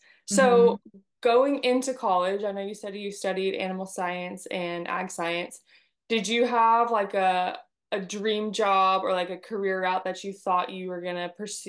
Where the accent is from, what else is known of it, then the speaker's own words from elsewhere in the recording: California, United States; now in Texas, United States; I grew up in California.